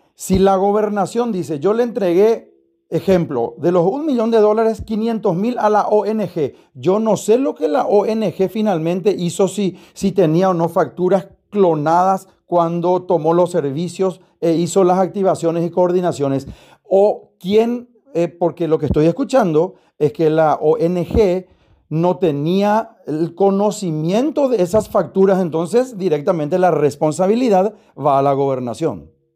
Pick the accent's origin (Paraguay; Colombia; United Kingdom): Paraguay; como paraguayo